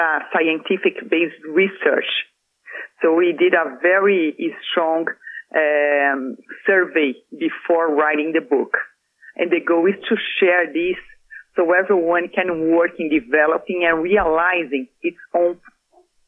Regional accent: Brazil; moved away; I went to Brazil, back to my home country for Christmas

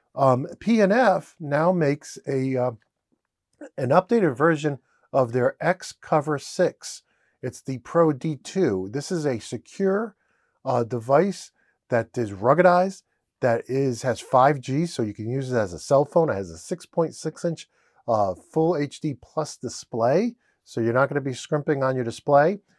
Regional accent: Rhode Island, United States; I'm from Rhode Island, and I always say ideas with an R

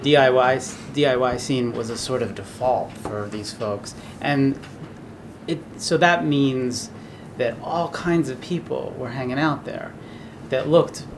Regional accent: Drexel Hill, Pennsylvania, United States; we grew up in Drexel Hill, Pennsylvania

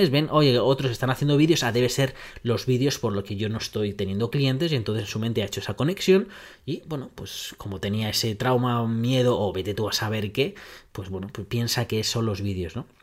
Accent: Netherlands; Spanish is a second language; soy holandés, soy cuadriculado

